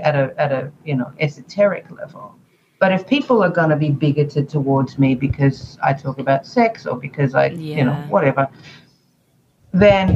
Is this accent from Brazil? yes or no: no; Australia; at school, growing up in Australia, we did have sex education